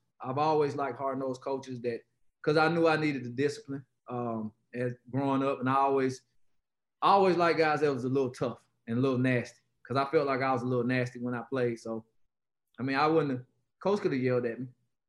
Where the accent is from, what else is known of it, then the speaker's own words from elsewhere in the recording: Atlanta, Georgia, United States; moved away; growing up in Atlanta